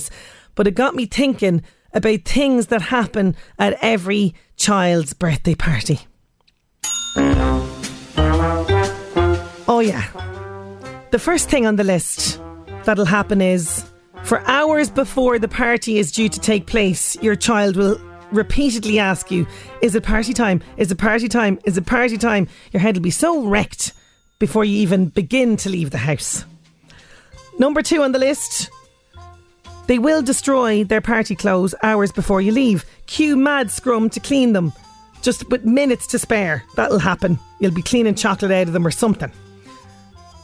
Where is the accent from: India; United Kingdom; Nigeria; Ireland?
Ireland; as Irish people